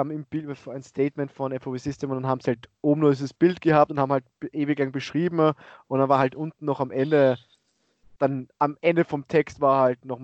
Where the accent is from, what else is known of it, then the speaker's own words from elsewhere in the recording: Austria; Bei uns in Österreich ist man mit 18 volljährig komplett.